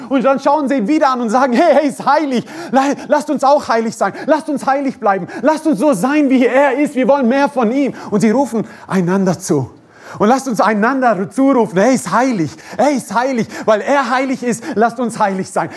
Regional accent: Croatia; moved away; Ich komme aus Kroatien. Ähm, bin Kroate, bin stolzer Kroate

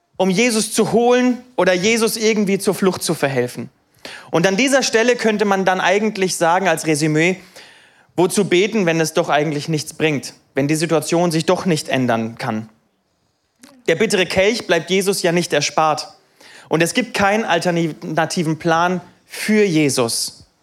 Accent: Niefern-Öschelbronn, Baden-Württemberg, Germany; ich bin aufgewachsen in Niefern

